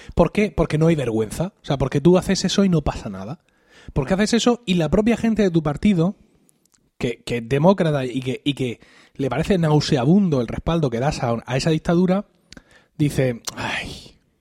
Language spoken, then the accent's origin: Spanish; Blanca, Region of Murcia, Spain; En mi pueblo, como hubiera mencionado, en, Blanca, en Blanca aquí en Murcia